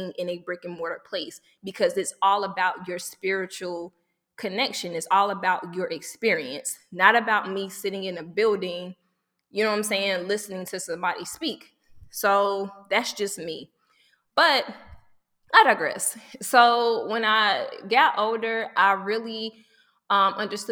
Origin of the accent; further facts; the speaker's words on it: the South, United States; I grew up in the South and church was a big thing.